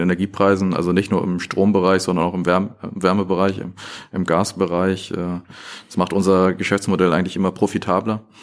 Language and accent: German; Northern Germany, Germany; also born or lived in Aachen; Also ich bin im Norden groß geworden